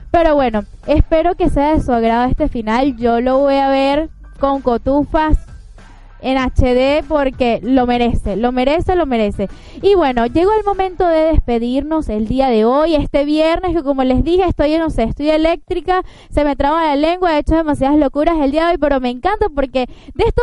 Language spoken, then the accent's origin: Spanish; Venezuela; todos aquí somos venezolanos